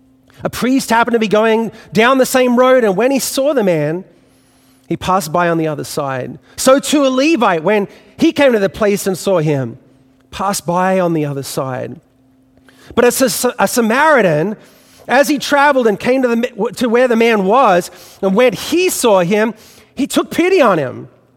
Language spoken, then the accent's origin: English; Australia; accent: Australian; now in New York City, United States; You know, you can tell by what's left of my Australian accent that I didn't grow up in New York City. And so growing up in Australia, I didn't have a fixture in my childhood